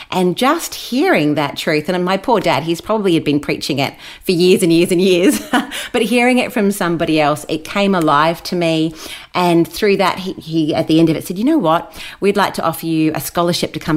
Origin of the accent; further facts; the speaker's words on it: Brisbane, Queensland, Australia; also born or lived in Wellington, New Zealand; now in Gold Coast, Australia; I've spent almost all my life in Australia, so I'm a dual citizen, so I'm pretty proud of that I have sort of both, but mostly an Aussie. And we've been here ever since. So I was raised in Brisbane